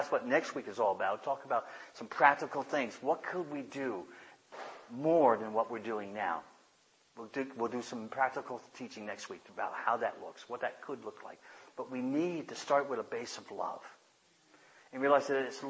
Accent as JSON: {"language": "English", "country": "United States", "said": "I love being an American."}